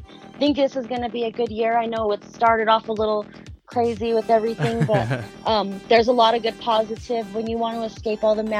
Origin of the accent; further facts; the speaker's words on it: Denver, Colorado, United States; he is a local from my hometown of Denver, and we both work at Mile High Comics on our spare time.